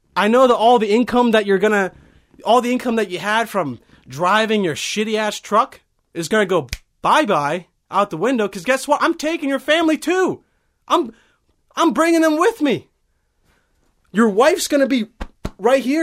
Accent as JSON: {"language": "English", "country": "Bosnia & Herzegovina", "said": "I'm from Bosnia"}